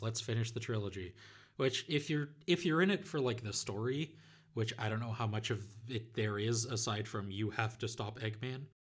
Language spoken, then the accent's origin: English; Netherlands; my home country of the Netherlands